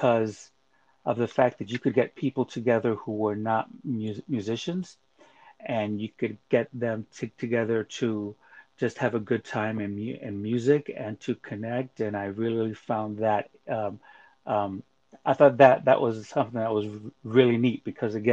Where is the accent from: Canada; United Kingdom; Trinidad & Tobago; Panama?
Panama; moved away; I'm originally from Panama